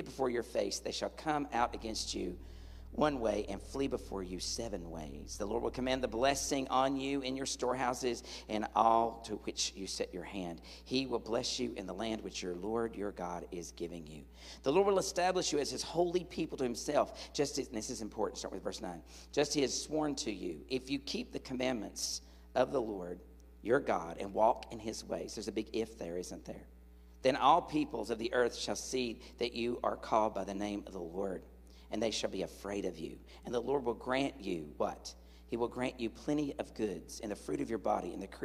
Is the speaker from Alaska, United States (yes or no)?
no; Tennessee, United States; moved away; I'm from Tennessee